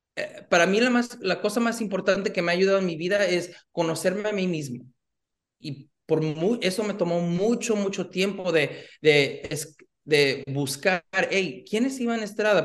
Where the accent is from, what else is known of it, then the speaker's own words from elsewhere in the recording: Los Angeles, California, United States; nací aquí en, en, Los Ángeles, pero mi papá es de Guadalajara, México. Ah, mi mamá de Los Reyes, Michoacán.